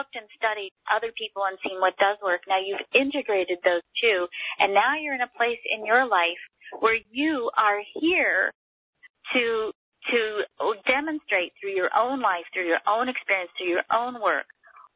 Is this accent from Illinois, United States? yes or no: no; Texas, United States; I am Texan